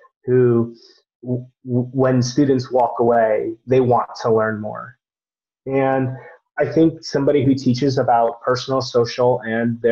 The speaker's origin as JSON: {"language": "English", "town": "Fair Lawn", "region": "New Jersey", "country": "United States", "tie": "born or raised there", "said": "the town I grew up in was called the Fair Lawn Cutters"}